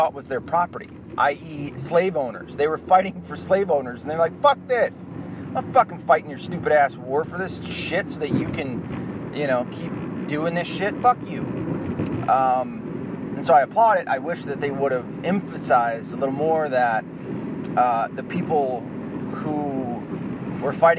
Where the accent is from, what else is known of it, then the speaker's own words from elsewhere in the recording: the Ozarks, Arkansas, United States; So I was born in the Ozarks. I was born in Arkansas